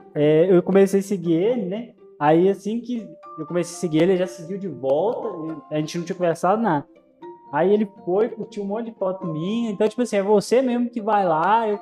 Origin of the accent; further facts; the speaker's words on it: Minas Gerais, Brazil; accent: mineiro; eu sou de Minas